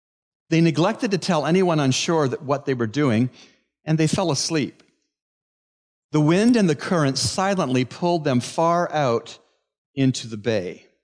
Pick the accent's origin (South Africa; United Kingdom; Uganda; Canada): Canada; moved away; One of my favorite spots in my home country of Canada is a vast body of water